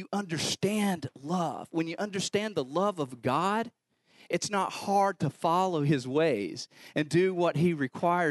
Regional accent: North Carolina, United States; I'm from North Carolina

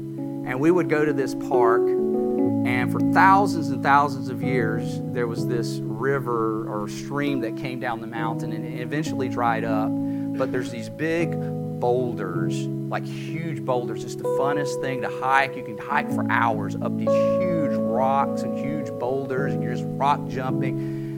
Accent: North Carolina, United States; Yeah, we're proud Appalachian North Carolinians.

